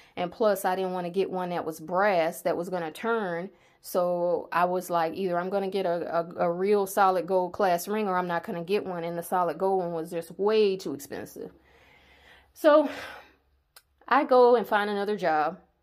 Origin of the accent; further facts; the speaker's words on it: the South, United States; I'm from the South